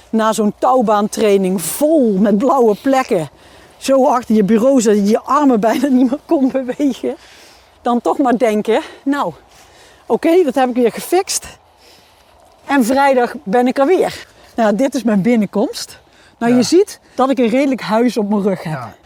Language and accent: Dutch; Limburg, Netherlands; Ehm, ik ben opgegroeid in Limburg.